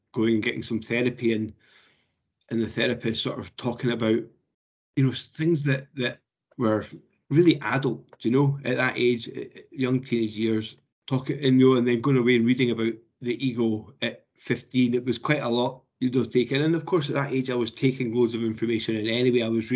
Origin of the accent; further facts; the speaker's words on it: Edinburgh, Scotland, United Kingdom; I was brought up in Edinburgh